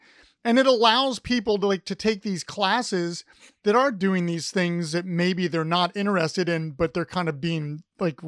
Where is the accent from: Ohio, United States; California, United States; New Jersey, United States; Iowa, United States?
Ohio, United States; Columbus; I grew up in Columbus